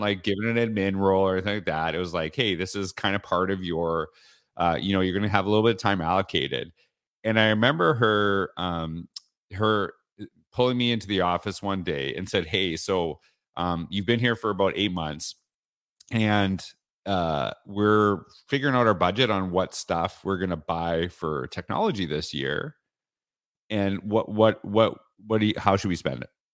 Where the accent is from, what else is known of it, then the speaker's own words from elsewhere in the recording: Canada; moved away as an adult; now in Florida, United States; I'm from Canada